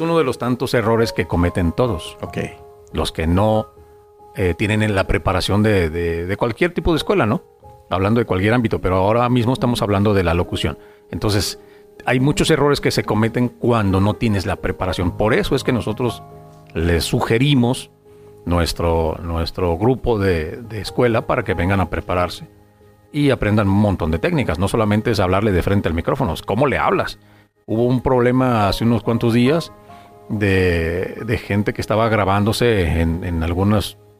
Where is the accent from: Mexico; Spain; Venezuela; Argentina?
Mexico; Guadalajara, Jalisco; moved away as an adult; now in Tijuana, Mexico; yo soy de Guadalajara. Y toda, toda mi carrera, todo lo que, lo que logré, lo que hice fue allá